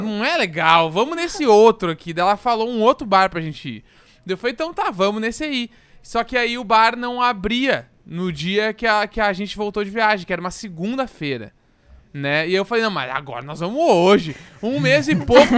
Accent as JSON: {"language": "Portuguese", "town": "Porto Alegre", "region": "Rio Grande do Sul", "country": "Brazil", "moved": "yes", "lives_now": "São Paulo, Brazil", "said": "Eu sou de Porto Alegre, então quando eu vim para São Paulo"}